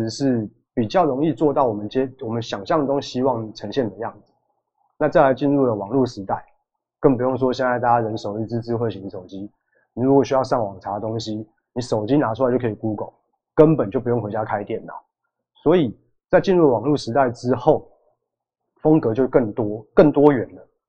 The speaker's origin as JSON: {"language": "Chinese", "country": "Taiwan", "said": "我们台湾人，我们同样都是属于亚洲亚洲人，而且都是东方人"}